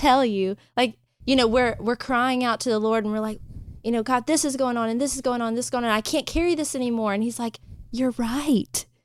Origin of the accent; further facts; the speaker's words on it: Thomasville, Georgia, United States; now in Pensacola, United States; I'm from Georgia, but 100% a city girl